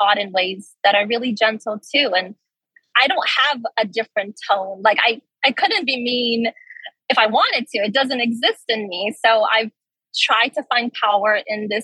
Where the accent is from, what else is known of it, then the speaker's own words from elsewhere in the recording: Brazil; also born or lived in Brasília; now in United States; my family's all still there. My mom is here, but my father, my uncles, my cousins are all still in Brazil